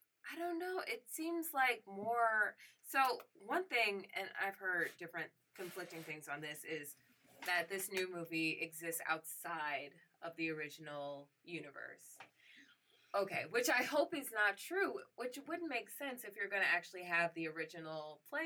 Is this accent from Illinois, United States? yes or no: yes; Chicago, Illinois, United States; I'm from Chicago.